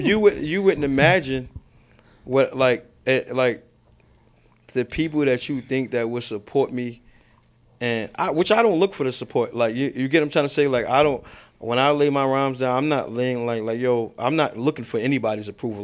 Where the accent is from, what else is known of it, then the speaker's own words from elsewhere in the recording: New York City, New York, United States; I'm from Baisley. Well, I'm from both sides